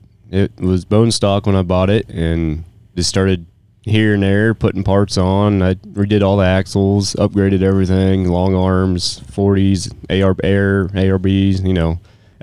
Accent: Coolville, Ohio, United States; moved away as an adult; I grew up in a little town called Coolville, Ohio

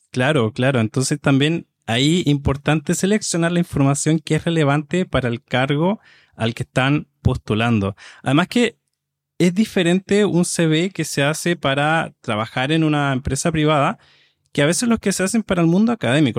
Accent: Chile; soy de Chile

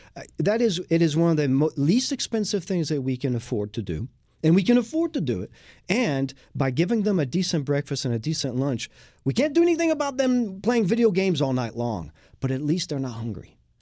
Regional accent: Lyon, Auvergne-Rhône-Alpes, France; now in Houston, United States; in Lyon when I was growing up in France.

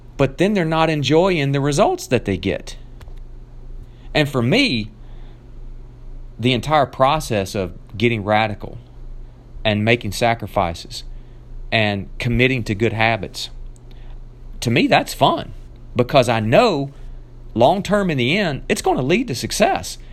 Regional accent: Nashville, Tennessee, United States; moved away; made my way back down to my hometown of Nashville, Tennessee, where I got to see my family

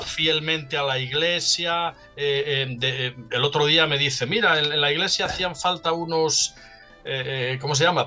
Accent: Salinas, Asturias, Spain; moved away; desde mi pueblo natal, Salinas, un pueblecito en la costa norte

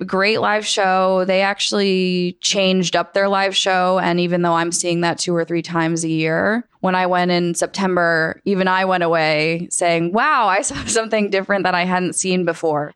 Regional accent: Rhode Island, United States; moved away as an adult; also born or lived in Syracuse, New York; now in Los Angeles, United States; I grew up in Rhode Island

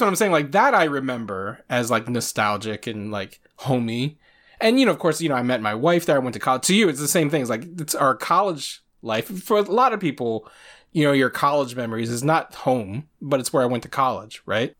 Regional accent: Luray, Virginia, United States; also born or lived in Chesapeake, Virginia; where am I from, it's still always going to be Luray

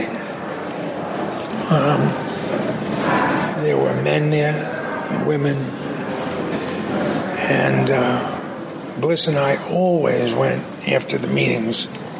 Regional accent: New York City, New York, United States; growing up in the Bronx

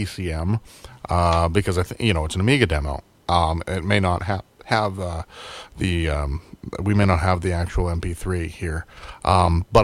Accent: United States; I'm an American

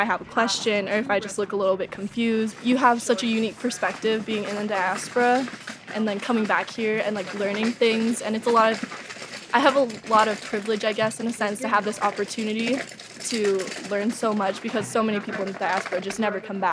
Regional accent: Cerritos, California, United States; born or raised there; moved away as an adult; now in Hawaii

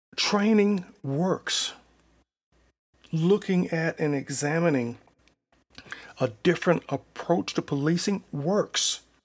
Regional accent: Selma, United States; my hometown of Selma

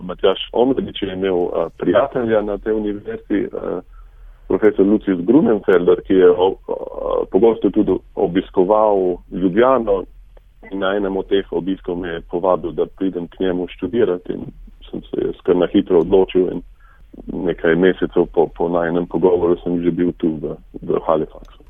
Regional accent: Šentjur, Slovenia; moved away as an adult; now in Nova Scotia, Canada; Mi smo se preselili iz Zelenja, ko sem bil star približno pet let na Proseniško, e, to je e, manjša vas v bližini Šentjurja

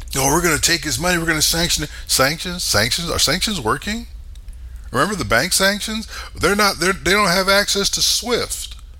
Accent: United States; I'm an American.

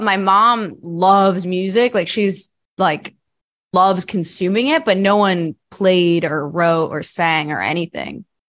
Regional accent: New Jersey, United States; I grew up in New Jersey

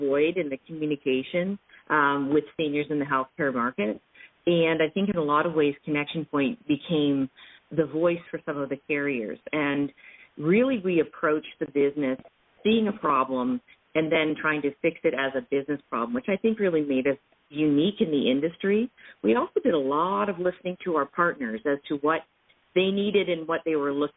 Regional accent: London, Ontario, Canada; I'm originally from London, Ontario, Canada.

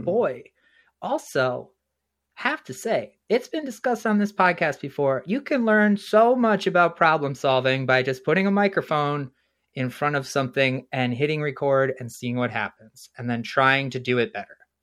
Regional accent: New Jersey, United States; now in Valparaiso, United States; I was born in New Jersey

